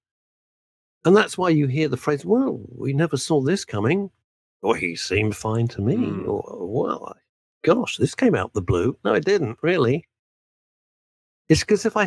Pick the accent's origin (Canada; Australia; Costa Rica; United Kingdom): United Kingdom; we're British